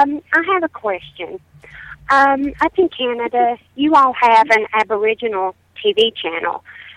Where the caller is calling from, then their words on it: East Tennessee, United States; calling from East Tennessee.